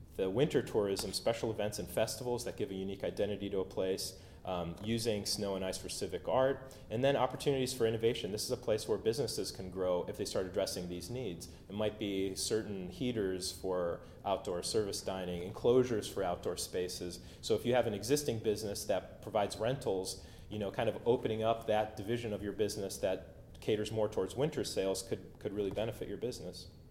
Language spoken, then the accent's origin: English; Cleveland, Ohio, United States; I grew up in Cleveland